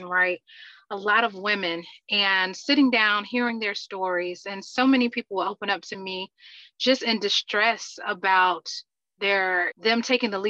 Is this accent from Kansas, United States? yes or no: no; Atlanta, Georgia, United States; born and raised in Atlanta, Georgia